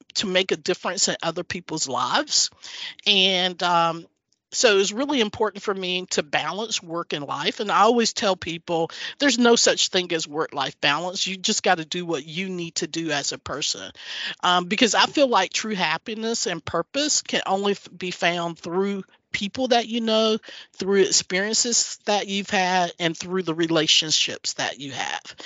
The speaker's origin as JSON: {"language": "English", "region": "North Carolina", "country": "United States", "tie": "born or raised there", "also_born_or_lived": "Chicago", "moved": "as an adult", "lives_now": "Houston, United States", "said": "I grew up in North Carolina. My parents were tobacco farmers."}